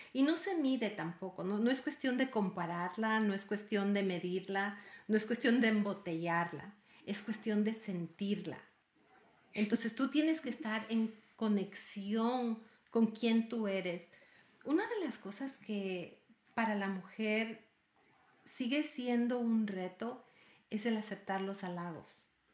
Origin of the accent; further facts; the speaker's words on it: Ecuador; now in United States; yo soy ecuatoriana y mi padre era argentino y vivo en los Estados Unidos